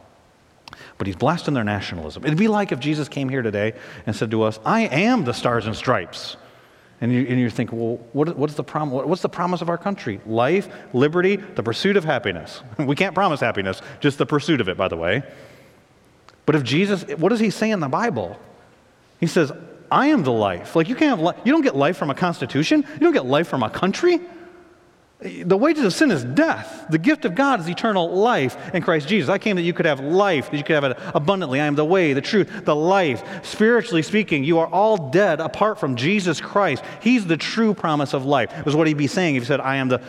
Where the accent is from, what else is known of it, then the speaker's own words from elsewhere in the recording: United States; I love our country. I'm a patriot.